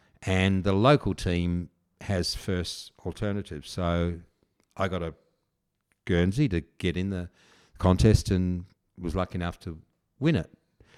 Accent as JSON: {"language": "English", "region": "South Australia", "country": "Australia", "tie": "born or raised there", "also_born_or_lived": "England / Perth, Western Australia", "moved": "as an adult", "lives_now": "Yallingup, Australia", "said": "I grew up in South Australia"}